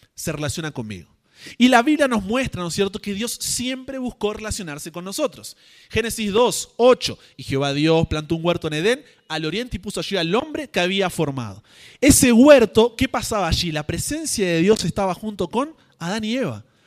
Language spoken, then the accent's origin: Spanish; Argentina; yo como argentino